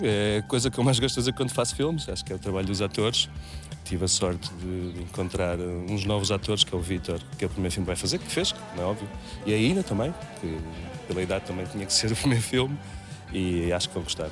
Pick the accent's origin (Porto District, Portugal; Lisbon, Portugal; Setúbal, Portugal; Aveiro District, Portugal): Setúbal, Portugal; aqui em Setúbal, onde nasci